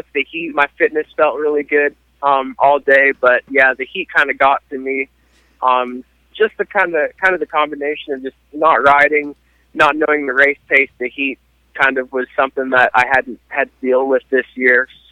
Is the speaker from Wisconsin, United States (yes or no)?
no; Portland, Oregon, United States; now in Texas, United States; I grew up in Portland, Oregon